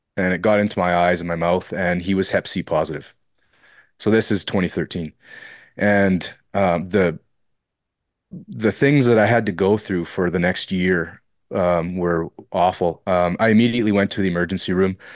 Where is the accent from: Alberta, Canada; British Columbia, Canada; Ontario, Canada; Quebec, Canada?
Ontario, Canada; Fort Frances; so that's where I'm from, and I've kind of remained here my entire life